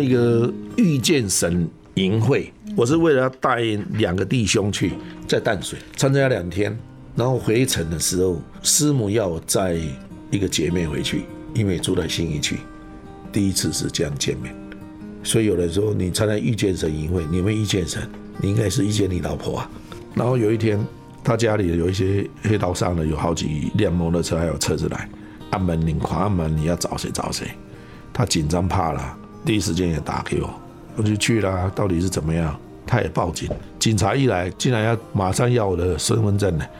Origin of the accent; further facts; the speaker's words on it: China; now in Taiwan; 我把我们大陆那边拿的乙辛茶壶了、马兰豆就带回来了。